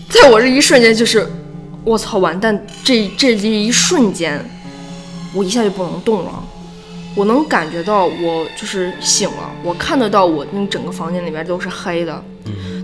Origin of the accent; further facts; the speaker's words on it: China; 我们中国人